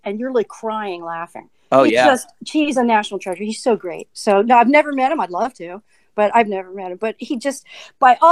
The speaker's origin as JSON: {"language": "English", "town": "Towson", "region": "Maryland", "country": "United States", "tie": "born or raised there", "also_born_or_lived": "Baltimore", "moved": "as an adult", "lives_now": "Lititz, United States", "said": "I started grew up in a suburb of Baltimore called Towson"}